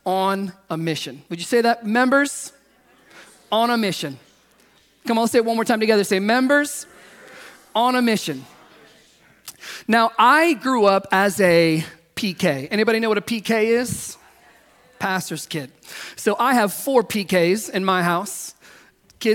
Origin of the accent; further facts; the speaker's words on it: the South, United States; now in California, United States; I grew up in the South